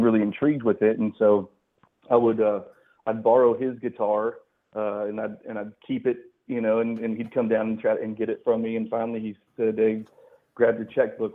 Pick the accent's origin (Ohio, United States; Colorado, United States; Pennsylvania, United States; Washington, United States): Colorado, United States; also born or lived in Texas; now in Tennessee, United States; I lived in Texas for a long time. I live in Tennessee now, but I'm actually originally from Colorado.